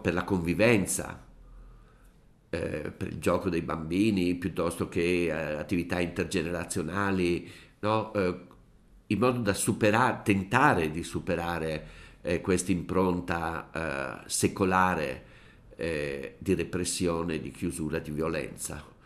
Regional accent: Brescia, Lombardy, Italy; io sono bresciano

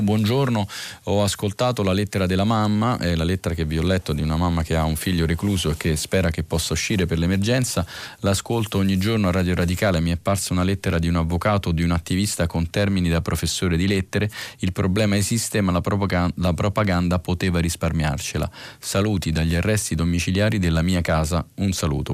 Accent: Sardinia, Italy; moved away; mia terra di origine

